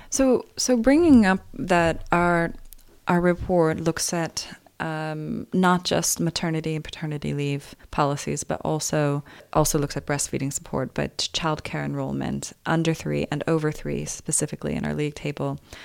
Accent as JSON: {"language": "English", "country": "United States", "said": "as an American"}